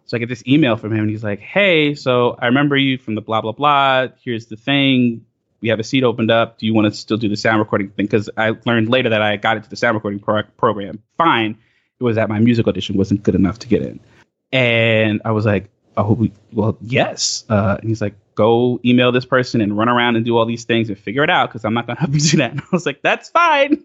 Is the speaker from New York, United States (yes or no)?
yes; Bay Shore, New York, United States; I grew up in Long Island proper